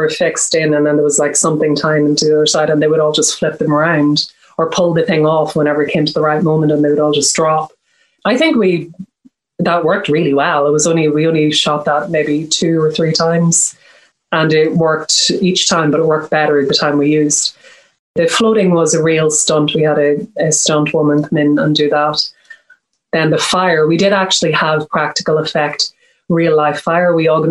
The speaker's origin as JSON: {"language": "English", "country": "Ireland", "said": "Well, I mean, I am Irish and I'm Catholic, so I've kind of been consulting with Catholic priests my whole life."}